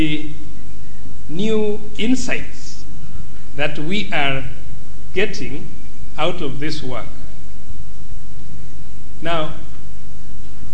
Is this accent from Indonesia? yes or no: no; Kenya